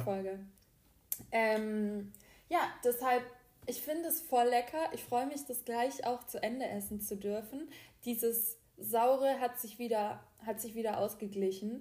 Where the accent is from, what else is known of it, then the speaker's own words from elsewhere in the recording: the South, Southern Germany, Germany; bei uns im Süden